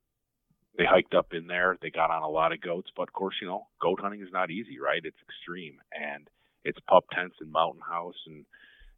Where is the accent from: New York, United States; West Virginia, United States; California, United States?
New York, United States; Buffalo; I grew up in Buffalo, New York